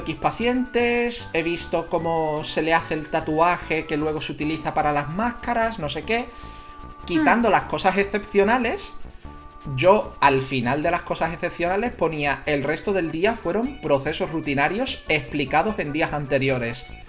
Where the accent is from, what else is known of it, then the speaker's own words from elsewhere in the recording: Jerez de la Frontera, Andalusia, Spain; soy gaditano, soy de Jerez de la Frontera